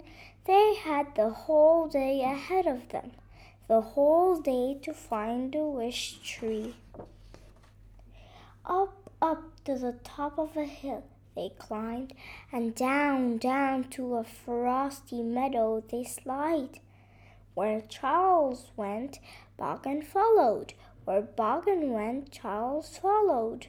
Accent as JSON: {"language": "English", "town": "Beirut", "region": "Beirut Governorate", "country": "Lebanon", "said": "I am from Lebanon, Beirut"}